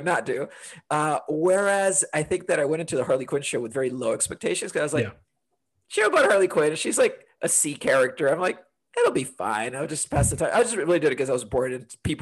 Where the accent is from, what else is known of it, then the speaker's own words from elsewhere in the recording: Honduras; also born or lived in London, United Kingdom; now in Portland, United States; I'm originally from Honduras, but currently live in Portland and made my way here via 10 years in London